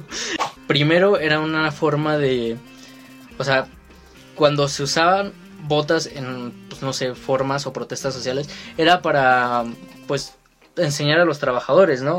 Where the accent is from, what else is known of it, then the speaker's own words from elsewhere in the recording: Mexico; aquí en México